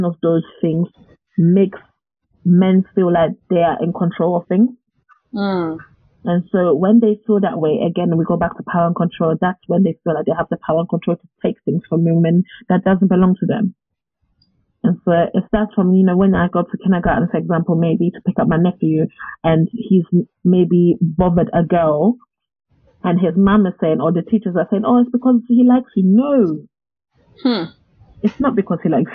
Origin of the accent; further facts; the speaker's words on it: United Kingdom; especially as British people.